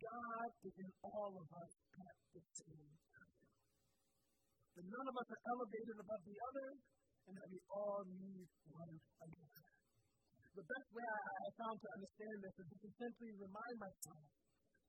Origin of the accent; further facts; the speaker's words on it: Central Pennsylvania, United States; we're from Central Pennsylvania